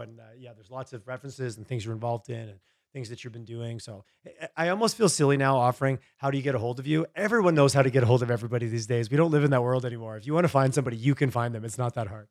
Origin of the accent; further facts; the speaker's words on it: Montreal, Quebec, Canada; I grew up in Eastern Canada, in Montreal, Quebec area